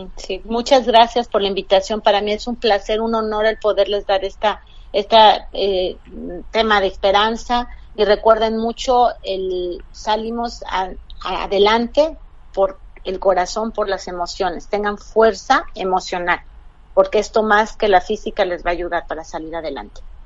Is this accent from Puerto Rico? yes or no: no; Mexico; yo como mexicana